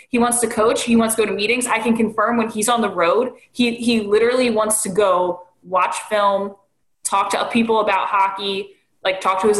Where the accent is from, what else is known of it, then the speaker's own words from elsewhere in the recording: Delran, New Jersey, United States; where are you from? Oh, Delran, where's that?